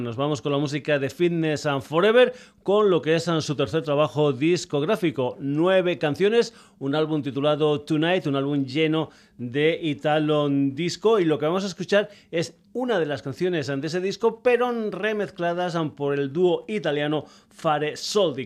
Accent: Extremadura, Spain

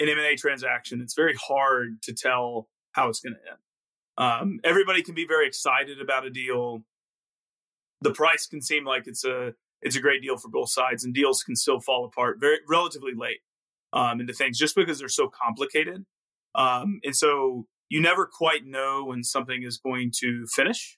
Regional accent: Arkansas, United States; moved away as an adult; also born or lived in Mississippi; I was born in Mississippi, grew up in Arkansas, very much in the South

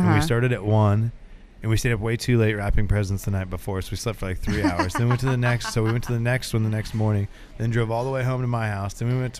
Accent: Glendale, Oregon, United States; also born or lived in Grants Pass, Oregon; I was to be able to grow up in a small town. We moved from Grants Pass to Glendale, not California, Oregon.

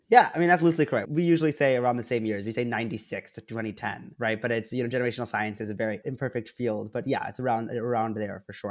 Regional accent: Princeton, New Jersey, United States; I was born in Princeton, New Jersey, born and raised in Proud.

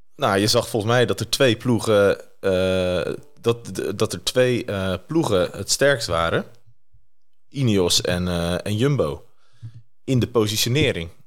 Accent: Netherlands; als Nederlander

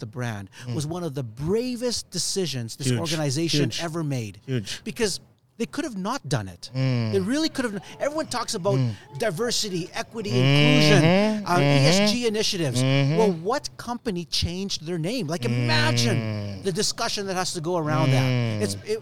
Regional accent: Edmonton, Alberta, Canada; growing up in Edmonton

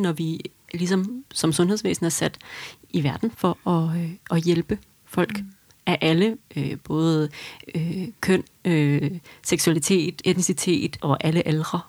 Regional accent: Denmark; som dansker

